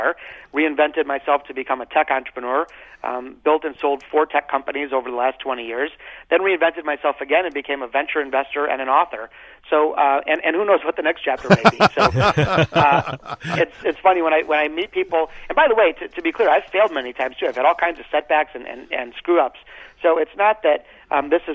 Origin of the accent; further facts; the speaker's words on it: Detroit, Michigan, United States; growing up in Detroit